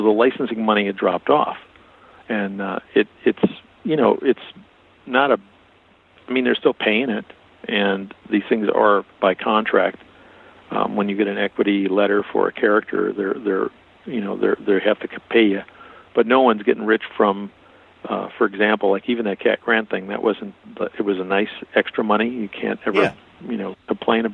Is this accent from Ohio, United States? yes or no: no; Milwaukee, Wisconsin, United States; moved away as an adult; also born or lived in Connecticut; I grew up in Milwaukee. I grew up in a mostly Hispanic neighborhood